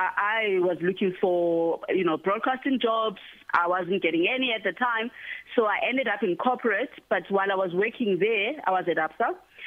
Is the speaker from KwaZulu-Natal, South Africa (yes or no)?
no; Mount Frere, Eastern Cape, South Africa; moved away; also born or lived in Ekabega; I was raised in Mount Frere in the Eastern Cape. So I grew up in Mount Frere and Ekabega, so between the two.